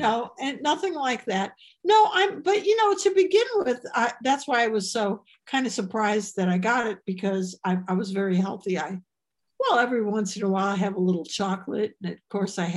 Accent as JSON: {"language": "English", "town": "Chicago", "region": "Illinois", "country": "United States", "said": "I have an Illinois license plate because I'm from Chicago"}